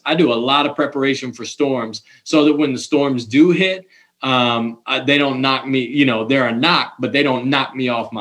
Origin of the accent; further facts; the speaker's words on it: Ohio, United States; also born or lived in Cayman Islands; I'm from Ohio